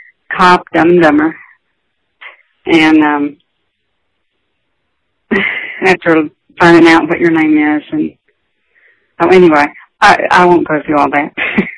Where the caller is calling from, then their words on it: Olive Branch, Mississippi, United States; I'm calling from Olive Branch, Mississippi.